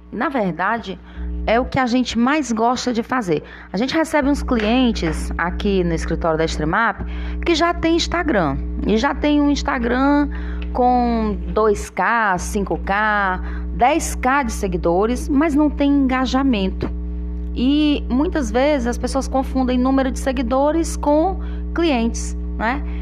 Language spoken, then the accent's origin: Portuguese; Tianguá, Ceará, Brazil; now in Parnaíba, Brazil; É, você é fortalezense e eu tianguaense.